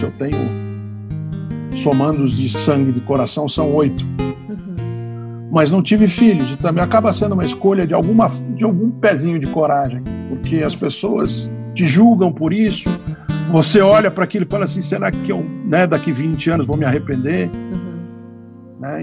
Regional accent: São Paulo, Brazil; eu nasci branco em São Paulo, homem

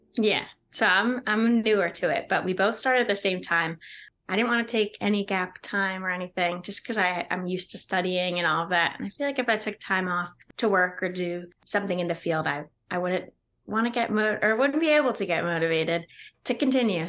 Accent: New Jersey, United States; also born or lived in Pennsylvania; my hometown is in New Jersey

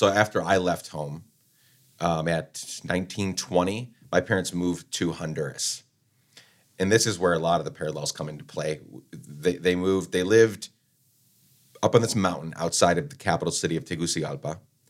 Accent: Guatemala City, Guatemala Department, Guatemala; So when I think about childhood growing up in Guatemala, you know, kidnappings, murders, like all the crazy stuff happening. We lived right in the heart of Guatemala City.

